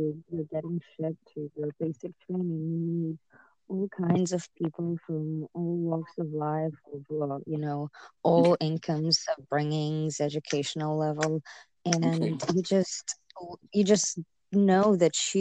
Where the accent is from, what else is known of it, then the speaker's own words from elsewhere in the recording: Kazakhstan; now in Fayetteville, United States; I am Kazakhstani American. I have not always been an American citizen